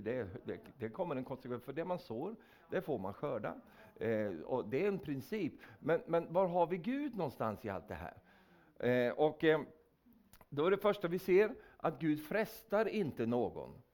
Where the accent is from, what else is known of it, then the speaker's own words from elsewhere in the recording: Sweden; jag är en vänlig svensk